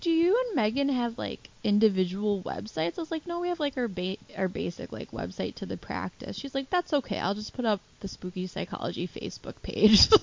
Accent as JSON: {"language": "English", "area": "northwest suburbs of Chicago", "region": "Illinois", "country": "United States", "said": "We're from the northwest suburbs of Chicago"}